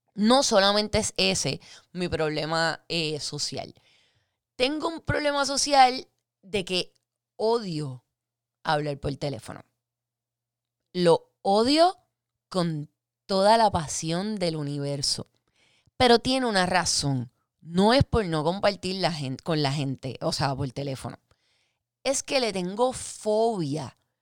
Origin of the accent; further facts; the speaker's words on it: Guaynabo, Puerto Rico; also born or lived in Fajardo; yo soy de Guaynabo nacida y criada, pero también a la misma vez criada en Fajardo, entre Guaynabo y Fajardo.